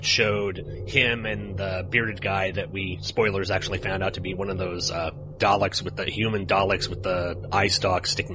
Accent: Oklahoma, United States; I'm from Oklahoma.

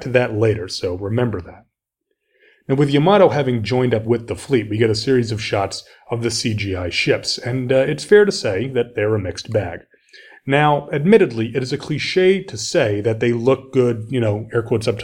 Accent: United States; as an American

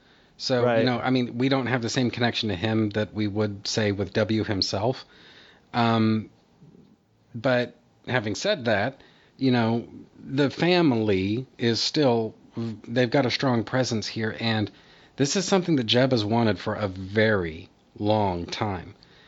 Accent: Texas, United States; They've had a very strong presence in my home state for a very long time now

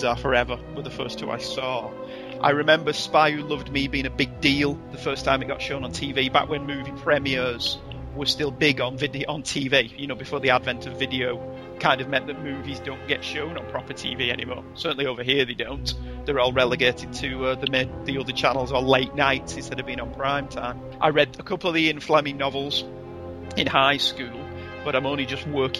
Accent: England, United Kingdom; Growing up in England in the 70s and 80s

